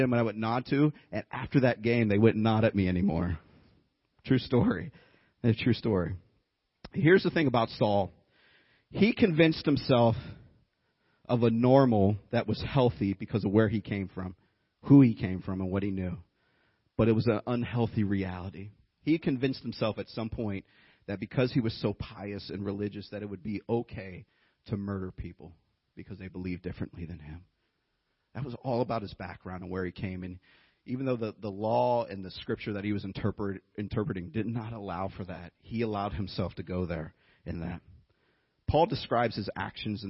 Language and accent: English; Youngstown, Ohio, United States; moved away as an adult; now in Tennessee, United States; I've lived here about 12, 13 years, but I grew up in Ohio